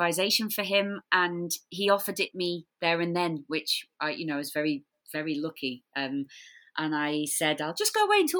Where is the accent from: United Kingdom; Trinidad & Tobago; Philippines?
United Kingdom; Blackpool, North West England; filmed in my hometown of Blackpool.